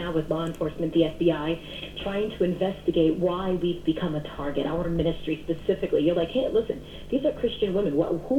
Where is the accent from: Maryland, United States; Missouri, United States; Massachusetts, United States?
Massachusetts, United States; Boston; I am born and bred right here in Boston, Massachusetts